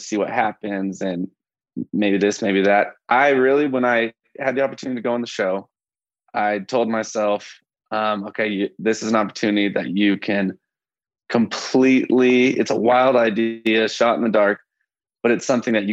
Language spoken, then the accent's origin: English; Tulsa, Oklahoma, United States; moved away as an adult; now in Colorado, United States; I'm originally from Tulsa, Oklahoma, and I'm a travel nurse